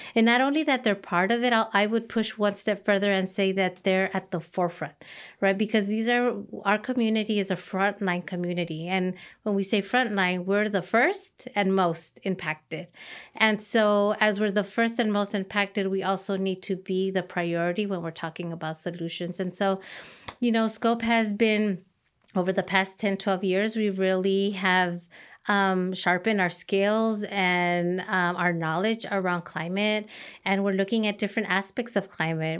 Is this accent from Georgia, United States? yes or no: no; Los Angeles, California, United States; I am, uh, an Angelino native. I, um, am first generation born in Los Angeles